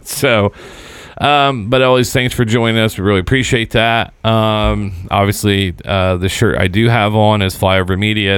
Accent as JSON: {"language": "English", "region": "Southern Indiana", "country": "United States", "tie": "born or raised there", "said": "growing up in Southern Indiana"}